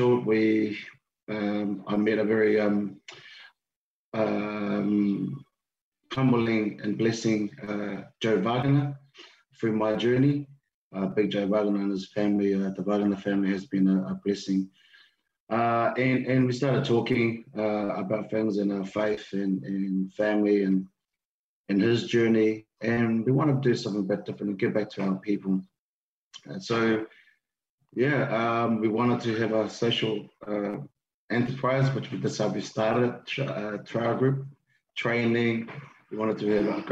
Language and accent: English; New Zealand; also born or lived in Tonga; I was born in Tonga, came to New Zealand when I was 8